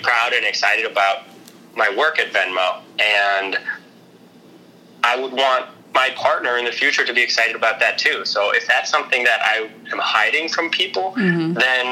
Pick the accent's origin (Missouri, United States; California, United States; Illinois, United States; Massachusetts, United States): Illinois, United States; Chicago; also born or lived in New York; now in San Francisco, United States; I actually grew up in the suburbs of Chicago